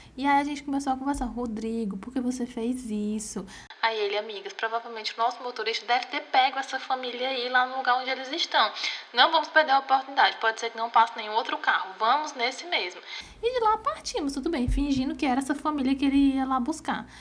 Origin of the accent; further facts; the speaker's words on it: Crateús, Ceará, Brazil; also born or lived in Independência; eu também era do interior, né? Que somos de Crateus, Independência